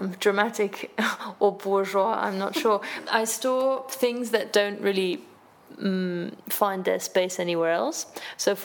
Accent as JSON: {"language": "English", "country": "Luxembourg", "moved": "yes", "lives_now": "Berlin, Germany", "said": "I am originally from Luxembourg. I'm 28 years old, and I'm a journalist, and I live in Berlin"}